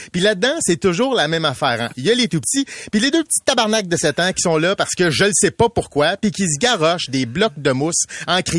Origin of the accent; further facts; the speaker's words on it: Châteauguay, Quebec, Canada; je suis Châteaugois. Je suis du Sourois, J'aime ma ville à 6.8 sur 10.